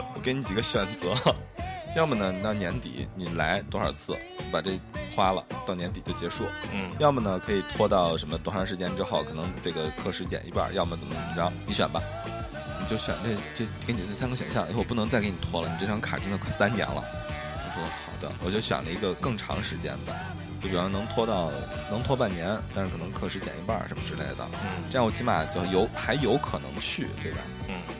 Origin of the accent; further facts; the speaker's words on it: Shaanxi, China; 我是一个陕西人